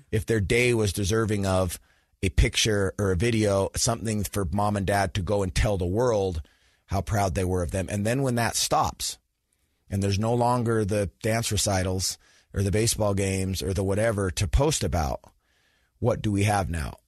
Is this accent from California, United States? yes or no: no; Sandy, Utah, United States; I grew up in Sandy, Utah, so went to Skyline High School